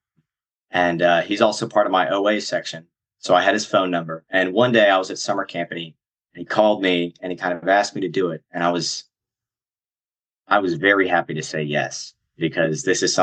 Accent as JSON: {"language": "English", "town": "Greensboro", "region": "North Carolina", "country": "United States", "said": "I'm from Greensboro"}